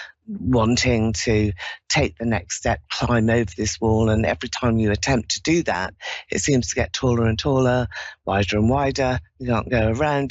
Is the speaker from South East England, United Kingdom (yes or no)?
no; London, United Kingdom; I'm from London.